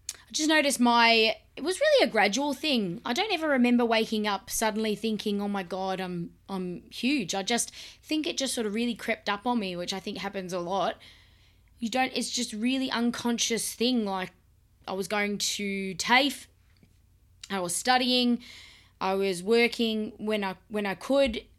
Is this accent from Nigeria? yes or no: no; Melbourne, Victoria, Australia; I was born in Melbourne, Australia, where I live now, where we live now, and I've lived here all my life.